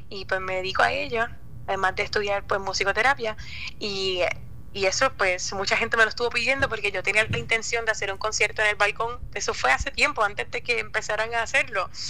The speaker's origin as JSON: {"language": "Spanish", "town": "Cabo Rojo", "country": "Puerto Rico", "tie": "born or raised there", "said": "Sí, yo nací en y me crié en Cabo Rojo."}